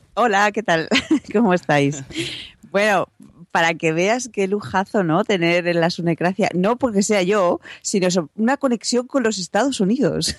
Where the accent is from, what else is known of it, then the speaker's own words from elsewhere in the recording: Salamanca, Castile and León, Spain; also born or lived in Madrid; volver a Salamanca, de donde soy